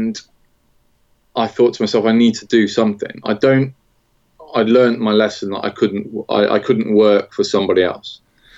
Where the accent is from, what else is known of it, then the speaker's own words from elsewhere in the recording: Nottingham, East Midlands, United Kingdom; I grew up in around Nottingham